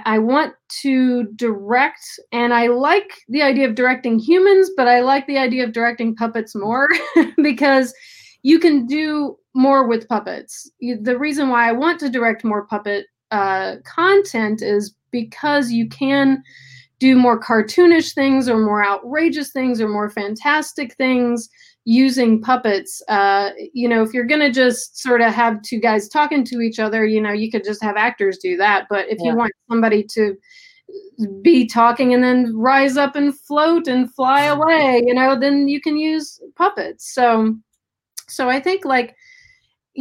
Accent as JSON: {"language": "English", "region": "Tennessee", "country": "United States", "tie": "born or raised there", "moved": "yes", "lives_now": "Los Angeles, United States", "said": "Tennessee. That's my home state."}